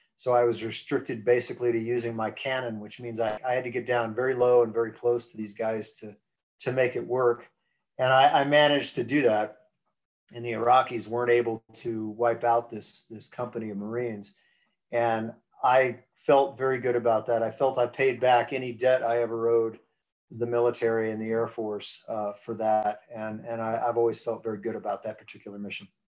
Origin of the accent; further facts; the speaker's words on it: United States; moved away as an adult; I grew up on the East Coast, on the uh, around the Chesapeake Bay